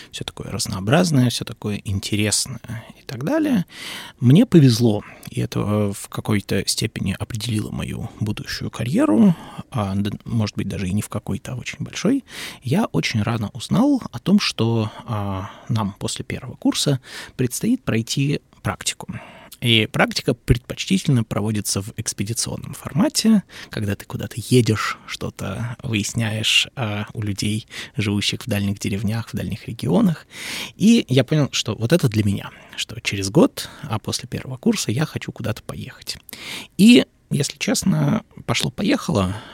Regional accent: Saint Petersburg, Russia; Ну, я родом из Петербурга.

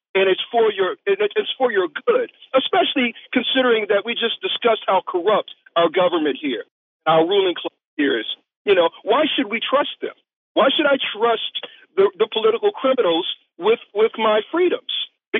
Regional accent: New York City, New York, United States; I grew up in New York City loving Chinese culture.

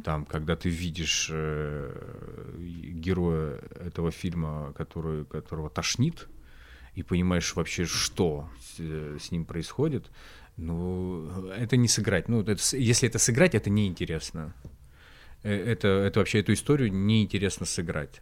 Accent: Khanty-Mansiysk, Khanty-Mansi Autonomous Okrug, Russia; в Ханты-Мансийске, в моем родном городе

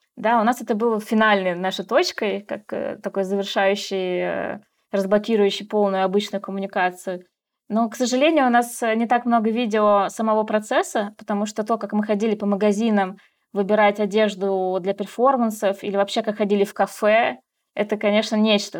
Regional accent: Russia; moved away as an adult; now in Kazakhstan; я художник из России

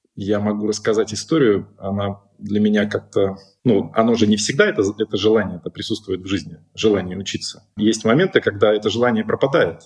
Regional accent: Siberia, Russia; Я сформировался как личность в академгородке там, и, и прочее. Ну, я сибиряк, как сибиряком себя ощущаю.

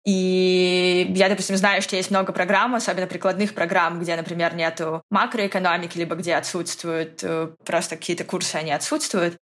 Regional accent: Novosibirsk, Novosibirsk Oblast, Russia; я из Новосибирска, третий самый большой город

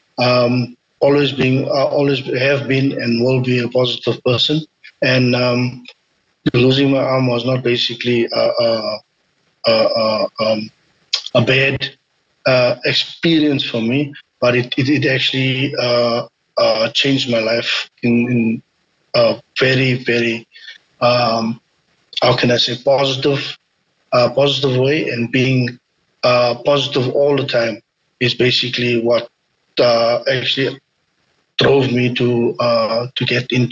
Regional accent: South Africa; I was actually born in South Africa

